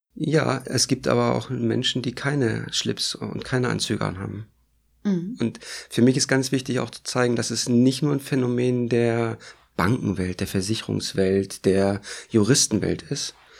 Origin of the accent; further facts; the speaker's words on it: East Germany, Germany; Ich bin in der DDR groß geworden